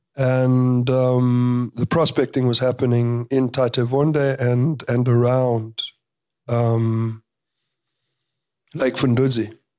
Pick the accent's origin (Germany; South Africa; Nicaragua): South Africa